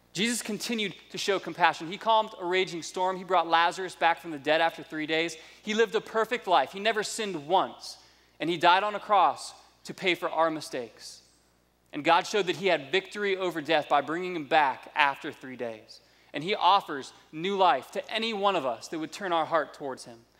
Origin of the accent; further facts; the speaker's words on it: United States; also born or lived in South Florida / North Georgia; now in Indianapolis, United States; I grew up in South Florida and North Georgia, which are just two completely different classes of redneck